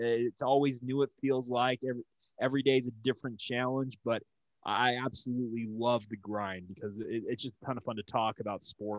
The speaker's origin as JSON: {"language": "English", "town": "Orem", "region": "Utah", "country": "United States", "tie": "born or raised there", "said": "I'm a Utah born and raised soul. I grew up in Orem, Utah, which is about 40 miles south of Salt Lake City."}